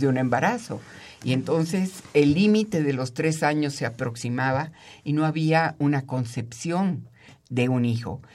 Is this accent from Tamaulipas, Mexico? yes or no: no; Mexico City, Mexico; yo soy chilanga, nací aquí y he vivido aquí toda mi vida